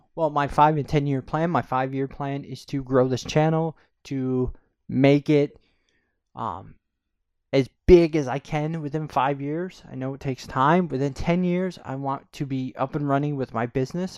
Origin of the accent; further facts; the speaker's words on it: Corning, New York, United States; I'm from a small town in upstate New York. Um, it's called Corning